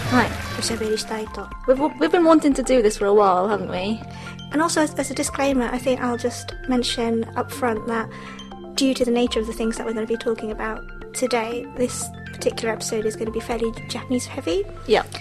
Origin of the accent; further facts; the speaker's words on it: United Kingdom; also born or lived in Japan; このポッドキャストは日本生まれイギリス育ちの私たちがロンドンからお送りする日本語とイギリス英語のごちゃ混ぜ双子トークです。